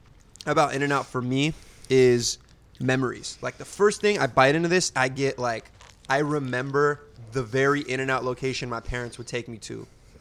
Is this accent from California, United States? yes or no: yes; Southern California, United States; Born and raised in Southern California